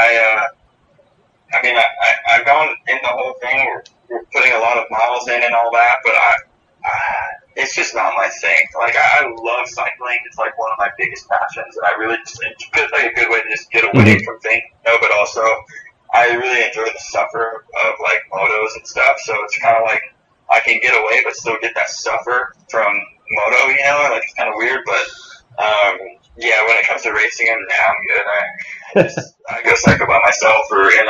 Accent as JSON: {"language": "English", "region": "Florida", "country": "United States", "said": "I'm from Florida"}